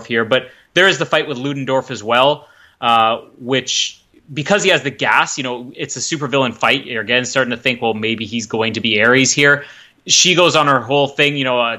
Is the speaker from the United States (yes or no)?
no; Canada; I'm Canadian